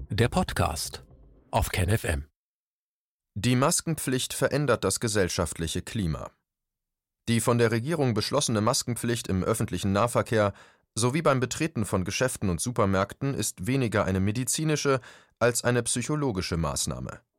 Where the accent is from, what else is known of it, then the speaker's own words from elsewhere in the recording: Mecklenburg-Vorpommern, Germany; so auch meine Heimat Mecklenburg-Vorpommern, wo man am wenigsten vom Coronavirus betroffen ist.